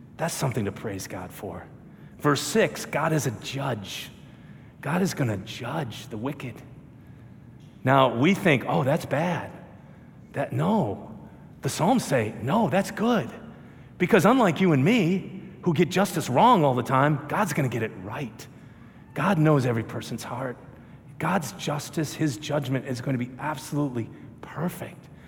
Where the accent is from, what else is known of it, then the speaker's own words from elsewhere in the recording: Minnesota, United States; I'm from Minnesota